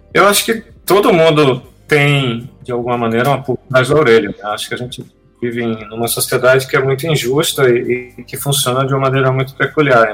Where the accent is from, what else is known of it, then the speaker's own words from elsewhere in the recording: Pernambuco, Brazil; nós somos pernambucanos.